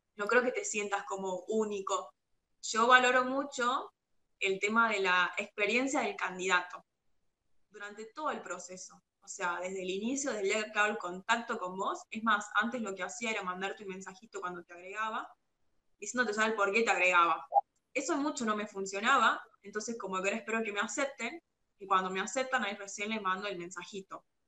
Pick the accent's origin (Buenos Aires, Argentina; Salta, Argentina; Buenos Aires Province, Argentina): Salta, Argentina; yo soy de Salta